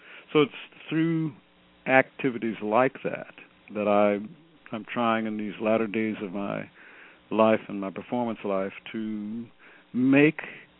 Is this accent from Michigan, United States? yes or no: yes; Detroit, Michigan, United States; moved away; also born or lived in Fort Myer, Virginia / Washington, D.C.; when I grew up in Detroit at Ebenezer